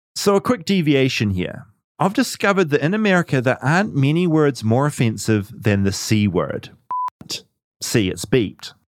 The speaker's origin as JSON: {"language": "English", "country": "New Zealand", "said": "As a New Zealander"}